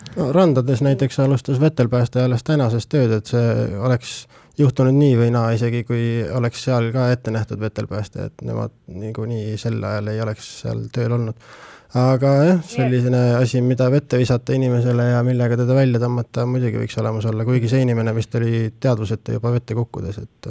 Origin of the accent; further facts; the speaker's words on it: Pärnu, Pärnu County, Estonia; now in Tartu, Estonia; ma ise olen Pärnust pärit